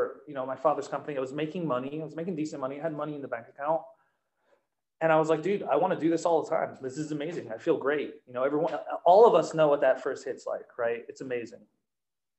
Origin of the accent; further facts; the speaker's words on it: New Jersey, United States; moved away; Back in New Jersey, I'm also from New Jersey